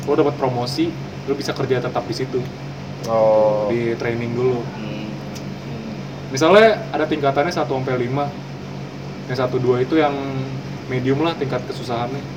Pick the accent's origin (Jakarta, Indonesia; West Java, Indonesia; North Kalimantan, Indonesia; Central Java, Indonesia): Jakarta, Indonesia; East Jakarta; Nah, gue dari Jakarta Timur buset balik lagi nyampe rumah